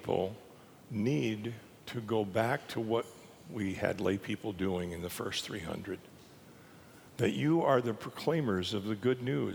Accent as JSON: {"language": "English", "town": "Minot", "region": "North Dakota", "country": "United States", "tie": "born or raised there", "said": "I grew up in North Dakota in Minot"}